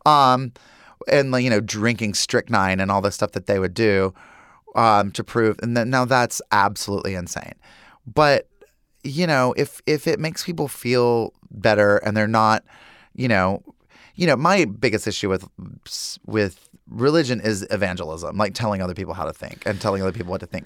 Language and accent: English; Lincolnton, North Carolina, United States; Growing up in Lincolnton, North Carolina, there was Sally's Bridge